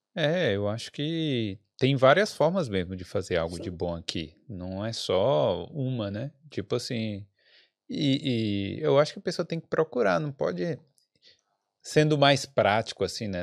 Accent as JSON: {"language": "Portuguese", "country": "Brazil", "moved": "yes", "lives_now": "Ireland", "said": "se nós brasileiros"}